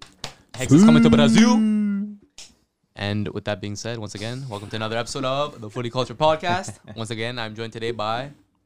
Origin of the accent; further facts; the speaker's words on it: Canada; we are Canadian.